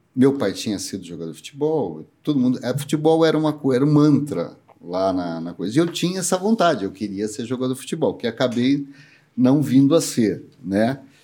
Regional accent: Campinas, São Paulo, Brazil; nasci em Campinas, sou campineiro mesmo

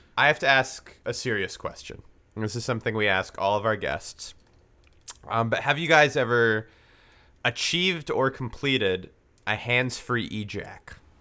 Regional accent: Vancouver, British Columbia, Canada; me and Thomas were, we grew up in Vancouver

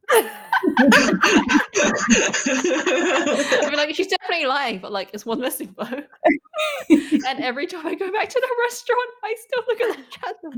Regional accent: Hong Kong; I am from Hong Kong, I am Chinese, so tea has always been a part of our culture.

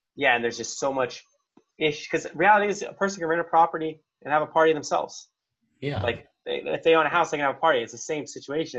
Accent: Arizona, United States; I'm from Arizona, so I already knew the cool places to stay at.

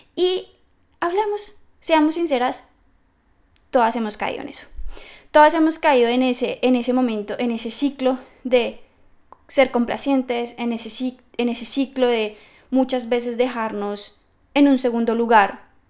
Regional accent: Bogotá, Colombia; moved away as an adult; now in Scotland; soy colombiana, soy de Bogotá, pero llevo creo que 9, 10 años fuera del país

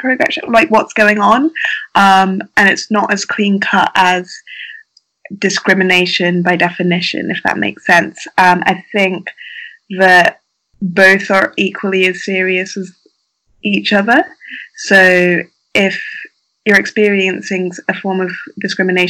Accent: United Kingdom; I am a Black woman who grew up in the UK

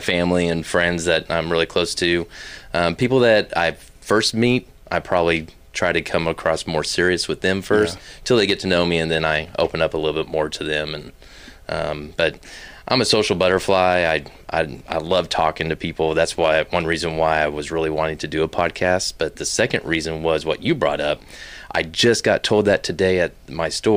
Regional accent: Wichita, Kansas, United States; also born or lived in South Carolina / Haysville, Kansas; now in Fort Worth, United States; I'm originally from Wichita, Kansas. That's where I basically grew up. I was born in South Carolina because my dad's a military man

